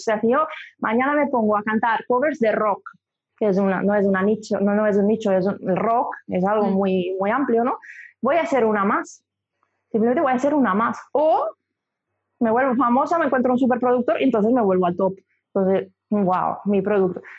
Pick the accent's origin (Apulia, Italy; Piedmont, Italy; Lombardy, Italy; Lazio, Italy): Lombardy, Italy; Milan; Spanish is a second language; moved away; Soy de Milán, soy italiana, empecé allí, me formé